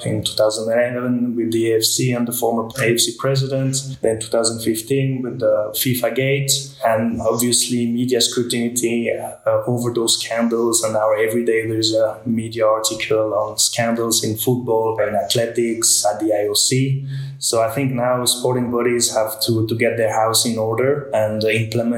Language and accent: English; Switzerland; Being a Swiss citizen, I was on the ski slopes at 2 years old.